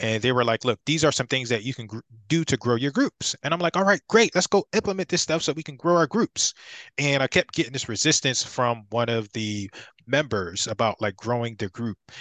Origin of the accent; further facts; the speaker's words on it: Philadelphia, Pennsylvania, United States; I'm from Philadelphia